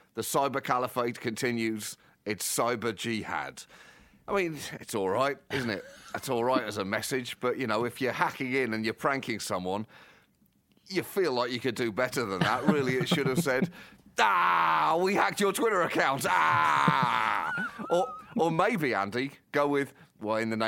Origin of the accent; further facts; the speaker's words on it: Birmingham, West Midlands, United Kingdom; I was born in Birmingham. I love that city